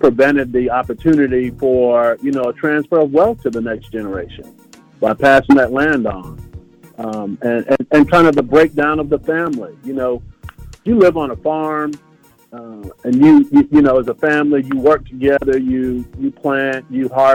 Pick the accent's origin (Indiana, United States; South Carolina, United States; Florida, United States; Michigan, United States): Florida, United States; growing up in Florida